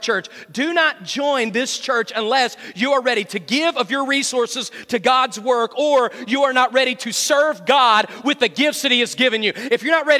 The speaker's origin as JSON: {"language": "English", "region": "West Virginia", "country": "United States", "tie": "born or raised there", "said": "I'm from West Virginia, and having grown up in West Virginia"}